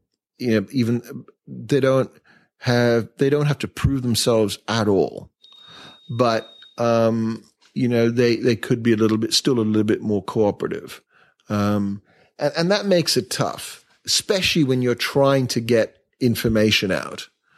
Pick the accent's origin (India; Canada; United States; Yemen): India; also born or lived in Asia; I think that's a legacy of growing up in Asia and growing up in India and seeing it all and being very fortunate with my parents.